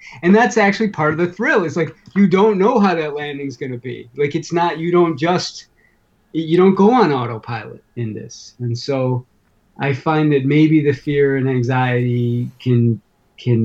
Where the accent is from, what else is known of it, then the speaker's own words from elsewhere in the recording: Chicago, Illinois, United States; also born or lived in White River Junction, Vermont; now in New Hampshire, United States; I grew up in Chicago